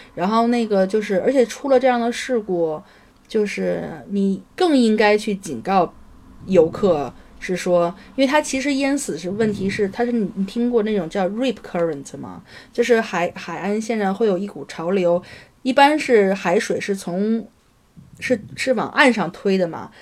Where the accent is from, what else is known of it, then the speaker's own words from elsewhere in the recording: Beijing, China; 原来小时候在北京看见的